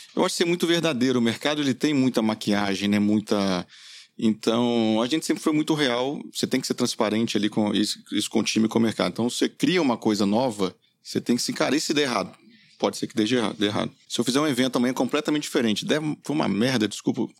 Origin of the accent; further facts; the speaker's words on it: Minas Gerais, Brazil; eu sou mineiro